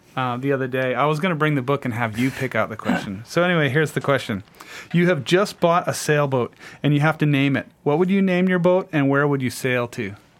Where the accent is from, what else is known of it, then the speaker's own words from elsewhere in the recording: Kindersley, Saskatchewan, Canada; I grew up in Saskatchewan